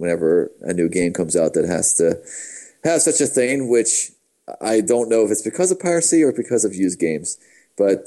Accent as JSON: {"language": "English", "town": "Pittsburgh", "region": "Pennsylvania", "country": "United States", "said": "I'm from Pittsburgh."}